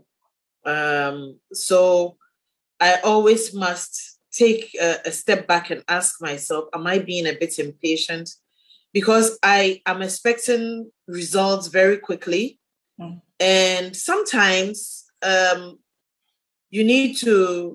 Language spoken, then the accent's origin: English; Ghana; the women in my district, in my hometown